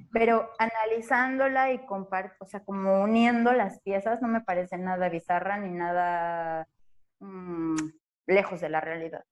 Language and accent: Spanish; Mexico; nosotros como mexicanos